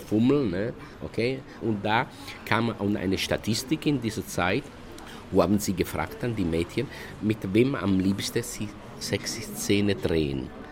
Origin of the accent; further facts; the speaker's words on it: Italy; German is a second language; moved away; Ich kam aus Italien